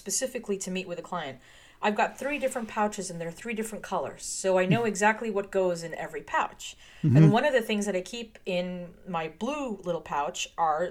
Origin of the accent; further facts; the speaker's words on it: United States; as the American